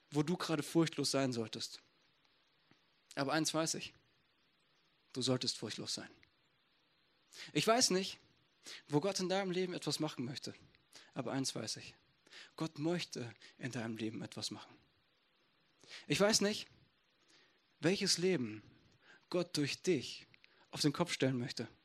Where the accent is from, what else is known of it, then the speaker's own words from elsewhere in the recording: Essen, North Rhine-Westphalia, Germany; Ich komme aus Essen.